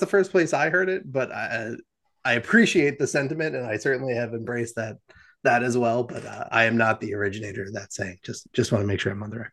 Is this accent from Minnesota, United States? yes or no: no; New Jersey, United States; I'm from New Jersey